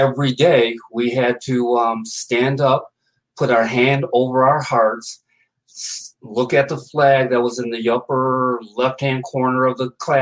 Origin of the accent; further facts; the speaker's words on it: Binghamton, New York, United States; Binghamton, New York. That's my hometown.